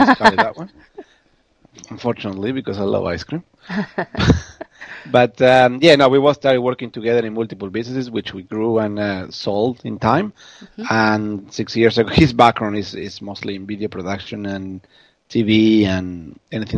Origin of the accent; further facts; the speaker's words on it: Argentina; accent: Argentine; now in Melbourne, Australia; My accent is originally from Argentina